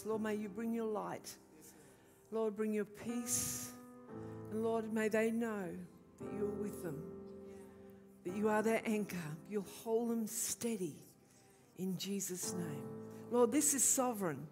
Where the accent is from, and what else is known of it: Queensland, Australia; born or raised there